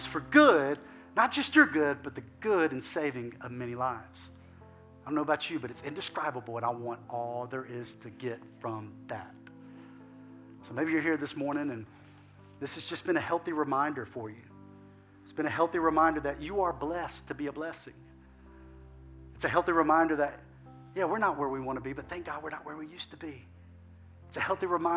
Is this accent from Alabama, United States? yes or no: yes; Alabama, United States; moved away as an adult; now in Lafayette, United States; we're from Alabama.